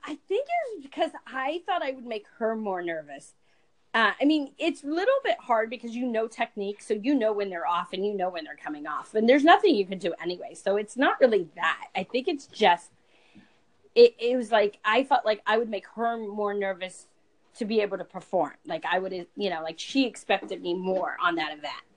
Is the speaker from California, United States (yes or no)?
yes; California, United States; now in New Jersey, United States; I moved to New Jersey because I was really from California